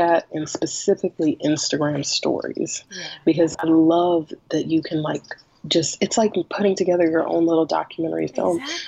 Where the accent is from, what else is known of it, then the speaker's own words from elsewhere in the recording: Greensboro, North Carolina, United States; now in Durham, United States; I grew up in Greensboro, North Carolina, which is about an hour from where I live now, which is Durham, North Carolina